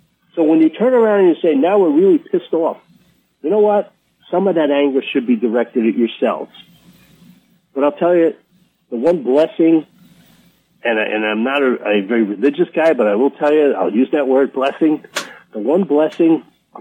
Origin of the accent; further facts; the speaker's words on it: New York, United States; I'm from New York.